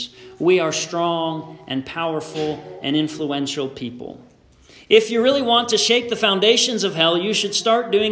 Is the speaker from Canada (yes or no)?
yes; Canada; also born or lived in Beamsville, Ontario; a Canadian citizen who was attending school in the States